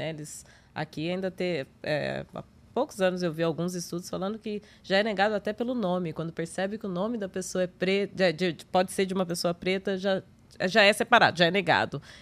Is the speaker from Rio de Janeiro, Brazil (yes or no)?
no; Minas Gerais, Brazil; eu sou mineira, então meu R é bem puxado